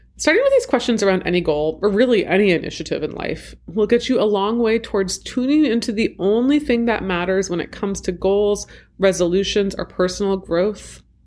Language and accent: English; Washington, District of Columbia, United States; an attempted coup in my hometown